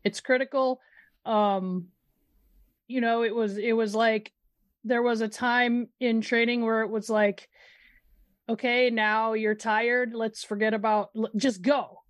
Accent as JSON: {"language": "English", "region": "Midwest", "country": "United States", "said": "I'm from the Midwest"}